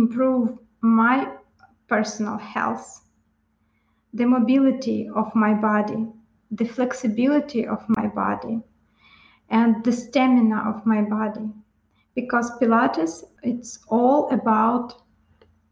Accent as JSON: {"language": "English", "country": "Ukraine", "tie": "born or raised there", "moved": "as an adult", "said": "I'm Ukrainian. I was born in Ukraine in average family, father, mother, and younger sister."}